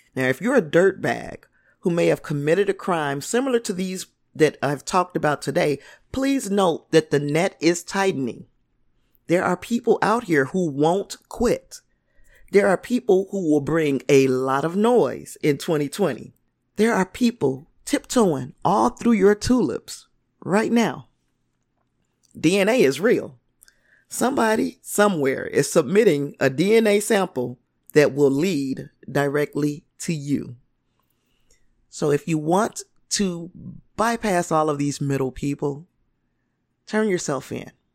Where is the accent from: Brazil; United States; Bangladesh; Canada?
United States; Indiana; I'm from Indiana